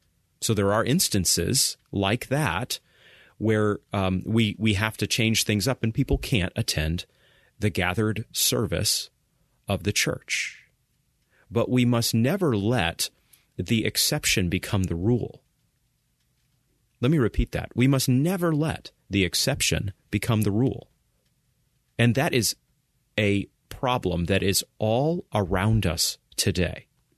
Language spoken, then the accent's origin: English; Maine, United States; I recall growing up in Maine, and I recall my dad, as a leader in our small Baptist church, going to the nursing home